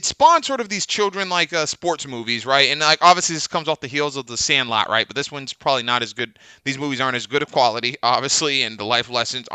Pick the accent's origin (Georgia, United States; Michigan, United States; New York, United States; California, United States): California, United States; San Diego; you and I grew up in San Diego